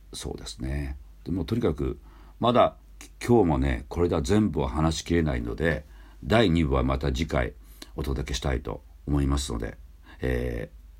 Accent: Hatsukaichi, Hiroshima, Japan; 僕廿日市町出身

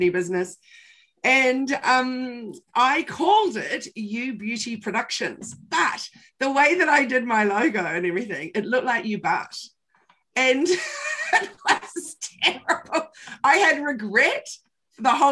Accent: New Zealand; I'm from New Zealand

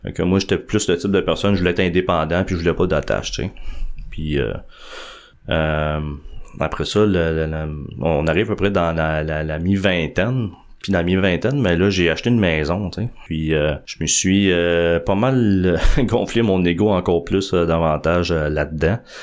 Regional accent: Montreal, Quebec, Canada; je suis né à Montréal. Dans le fond, quand j'étais tout jeune, je suis dans Montréal.

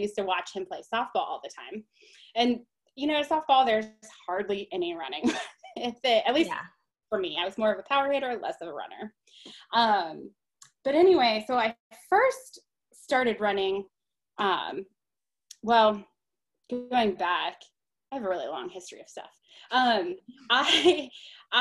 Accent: Columbus, Ohio, United States; I am from Columbus, Ohio. I've lived here almost my entire life, with the exception of 9 months that I was in photography school in Massachusetts

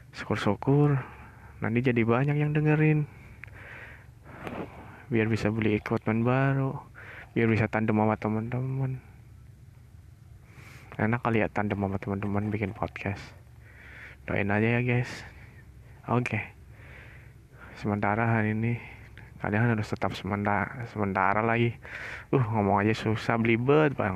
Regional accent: Tegal, Central Java, Indonesia; saya dari Tegal tapi bukan anak nakal

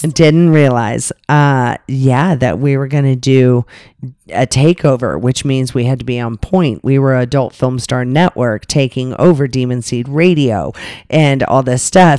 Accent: Las Vegas, Nevada, United States; we're from Vegas

